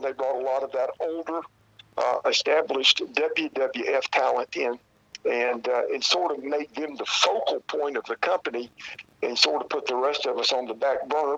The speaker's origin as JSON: {"language": "English", "region": "South Carolina", "country": "United States", "tie": "born or raised there", "said": "I was born and raised here in South Carolina"}